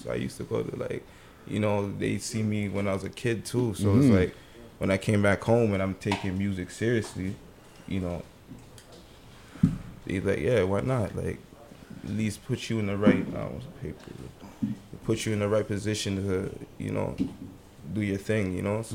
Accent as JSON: {"language": "English", "town": "Toronto", "region": "Ontario", "country": "Canada", "said": "I'm from Western Road."}